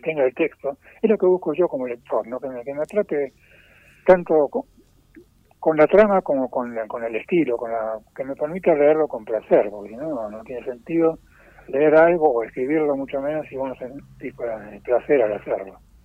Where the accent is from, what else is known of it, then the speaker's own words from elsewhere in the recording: Buenos Aires, Argentina; moved away as an adult; now in Sierra de Córdoba, Argentina; soy porteño de nacimiento, viví ahí hasta pasado ya casi los cincuenta pirulos